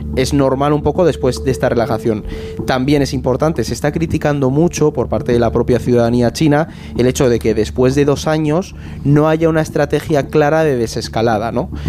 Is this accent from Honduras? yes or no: no; Spain; nuestro país